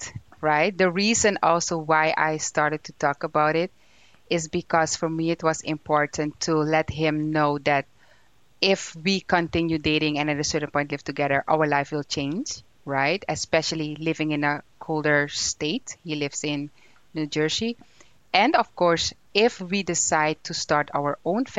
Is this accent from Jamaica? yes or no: no; Suriname; moved away; I'm from Suriname, which is in South America, the most beautiful country in South America